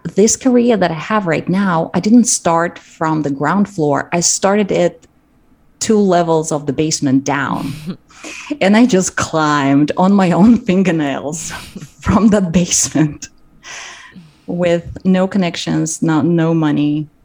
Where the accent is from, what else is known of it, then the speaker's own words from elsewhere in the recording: Kazakhstan; moved away; I grew up in Kazakhstan and we didn't have our our local theater school